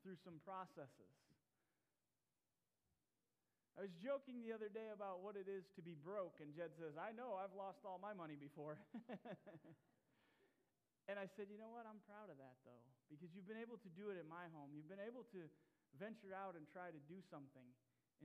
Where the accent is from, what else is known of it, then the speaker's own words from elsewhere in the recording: Tennessee, United States; I grew up in Tennessee and for my high school years